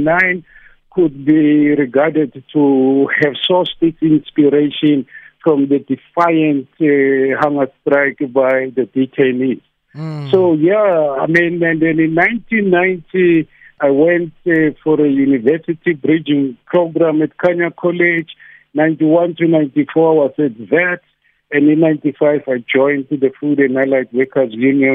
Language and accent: English; Soweto, Gauteng, South Africa; I'm from Dofaya, yeah, Meadowlands, Soweto. Born in 1968, grew up here